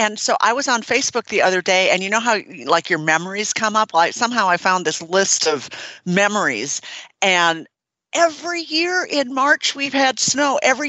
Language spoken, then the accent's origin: English; Minnesota, United States; moved away; I grew up in Minnesota